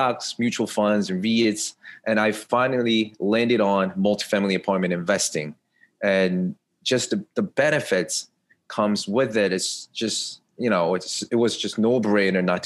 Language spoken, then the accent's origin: English; New York, United States; I'm from New York